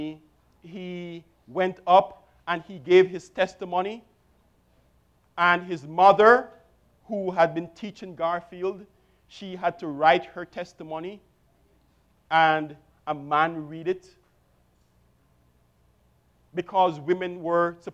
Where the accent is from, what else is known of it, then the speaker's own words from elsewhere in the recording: Jamaica; I grew up in Jamaica, and I attended a Brethren church